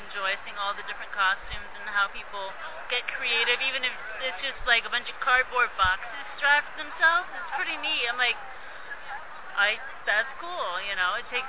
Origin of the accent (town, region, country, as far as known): Phoenix, Arizona, United States; born or raised there